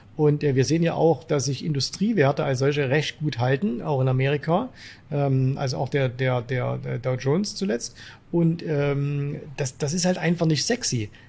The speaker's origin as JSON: {"language": "German", "town": "Zwickau", "region": "Saxony", "country": "Germany", "tie": "born or raised there", "said": "aus meiner Heimatstadt Zwickau"}